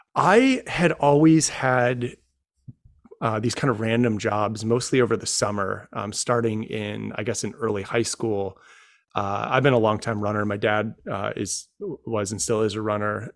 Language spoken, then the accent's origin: English; Rome, New York, United States; moved away as an adult; also born or lived in Syracuse, New York; now in Washington, DC, United States; my hometown of Rome, New York